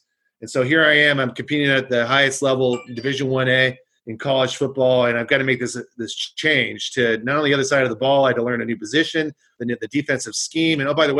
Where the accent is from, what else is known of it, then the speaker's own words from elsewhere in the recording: West Coast, United States; I grew up on the West Coast.